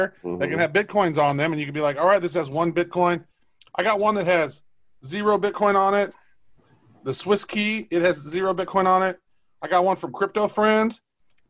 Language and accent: English; Butler, Missouri, United States; there's a town south of my town that I grew up in. I grew up in Butler.